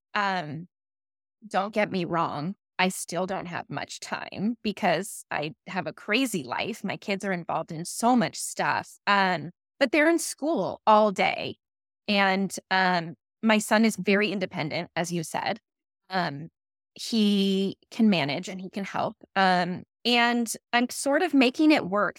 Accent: Calabasas, California, United States; also born or lived in Woodland Hills / East Coast; I grew up in Calabasas

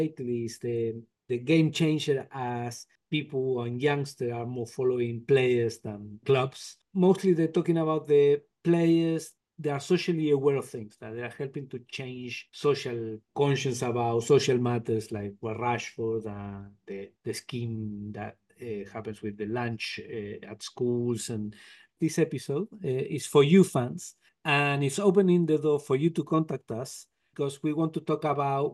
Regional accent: Argentina; moved away; I'm originally from Argentina.

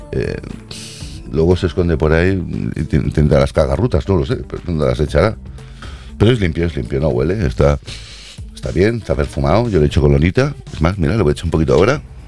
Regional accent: Catalonia, Spain; Yo soy de aquí nacido catalán

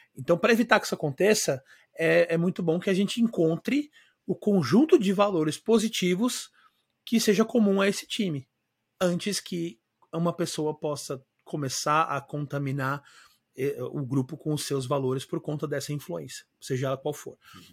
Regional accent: São Paulo, Brazil; moved away as an adult; now in Florianópolis, Brazil; eu sou natural de São Paulo, mas eu moro em Floripa há 19 anos já

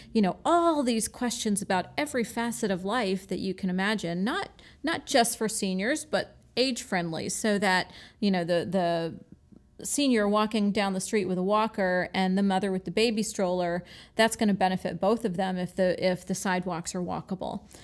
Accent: Michigan, United States; now in Florida, United States; I was born in Michigan

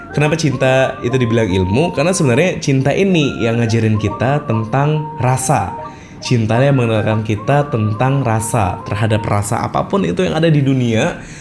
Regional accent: Mataram, West Nusa Tenggara, Indonesia; Saya asal dari Mataram, Pulau Lombok, Nusa Tenggara Barat. Saya 23 tahun dan saya seorang jomblo.

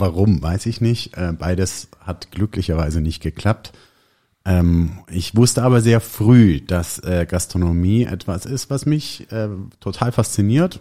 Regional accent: Neunkirchen, Bavaria, Germany; ich bin hier ja auch in der Nähe aufgewachsen an einem Dorf mit dem schönen Namen Neunkirchen, fränkisch Neikern

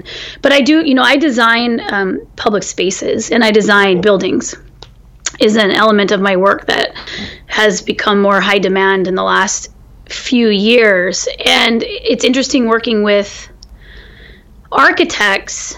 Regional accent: California, United States; as a Californian, and also as a farmer in California, which is my family was farming

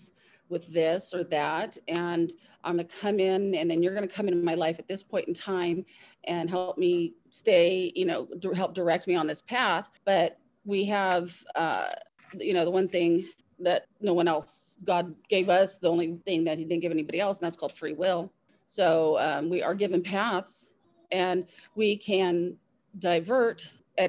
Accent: Southern California, United States; I grew up in Southern California

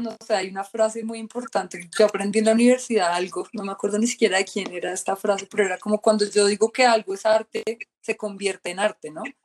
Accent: Colombia; moved away as an adult; now in Australia; yo soy de Colombia

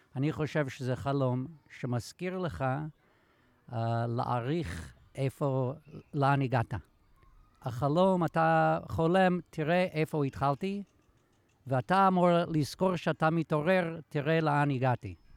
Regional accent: United States; now in Israel; אני אמריקאי

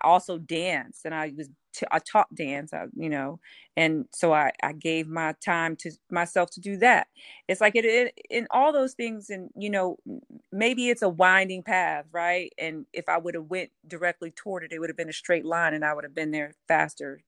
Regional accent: Houston, Texas, United States; I grew up in Houston, Texas, in a very religious family

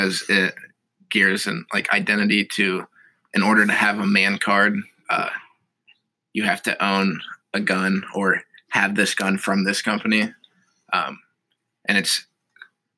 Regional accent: Noblesville, Indiana, United States; moved away; I'm a sophomore from Noblesville, Indiana

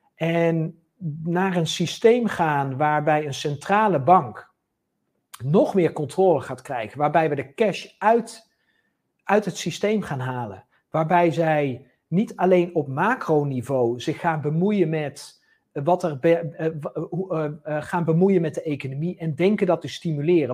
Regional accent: Netherlands; wij als Nederlanders

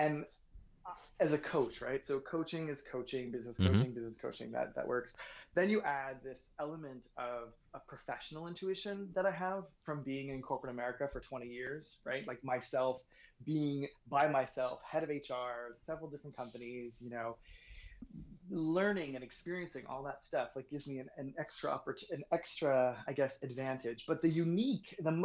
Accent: New York, United States; moved away as an adult; also born or lived in Boston / Los Angeles; I was born in Boston, grew up in New York

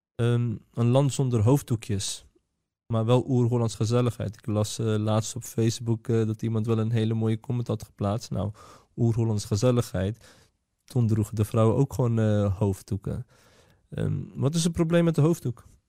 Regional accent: Netherlands; wij zijn geboren en getogen in Nederland

